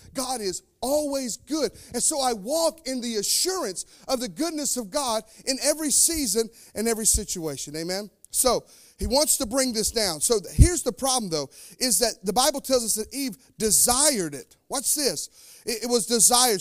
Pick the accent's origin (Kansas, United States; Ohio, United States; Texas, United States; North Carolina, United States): North Carolina, United States; now in Indiana, United States; I'm from North Carolina. It's snake country.